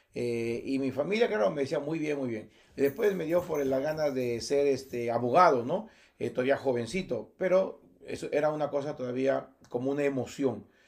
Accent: Motupe, Lambayeque, Peru; Mi pueblo natural es Motupe es una comunidad o un, distrito, ciertamente, donde en el año 74 que nací

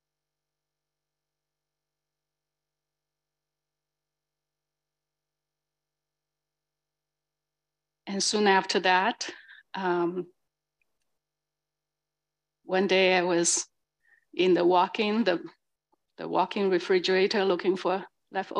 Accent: China; now in San Francisco, United States; I'm from China

